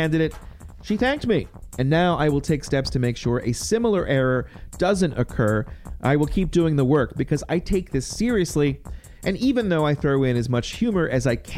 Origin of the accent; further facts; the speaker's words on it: Campbell County, Virginia, United States; I grew up in Campbell County, and I'm always spending a lot of time there